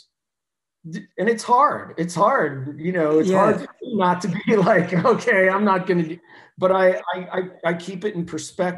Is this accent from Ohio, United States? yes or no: yes; Ohio, United States; I'm a hillbilly from Ohio